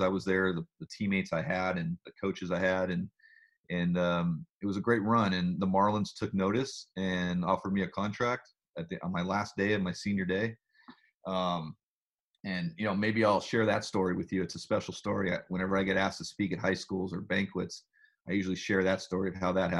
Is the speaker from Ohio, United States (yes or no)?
no; Southern California, United States; I grew up in Southern California